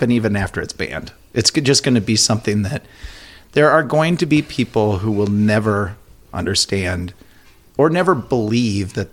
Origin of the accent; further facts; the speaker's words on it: Elk River, Minnesota, United States; Yeah, I grew up in Elk River.